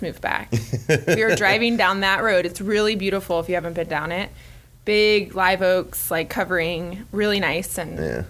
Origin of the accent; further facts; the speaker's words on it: Gainesville, Florida, United States; also born or lived in Portland, Oregon; I'm from Gainesville originally, so I'm a Gainesville native, and then I lived here all my life